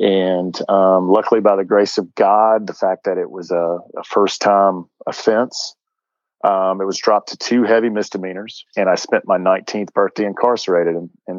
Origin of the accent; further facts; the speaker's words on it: Atlanta, Georgia, United States; And so I grew up in South Atlanta, and this is relevant to where I am today, and I'll do this quickly. But I grew up in South Atlanta in a good, hardworking, blue-collar part of Georgia.